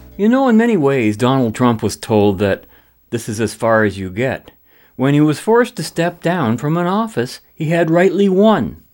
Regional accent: Canada

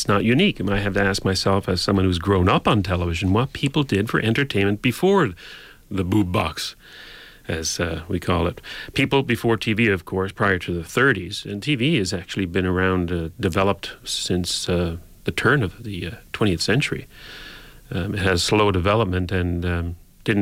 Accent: St. John's, Newfoundland and Labrador, Canada; I grew up in St. John's, Newfoundland

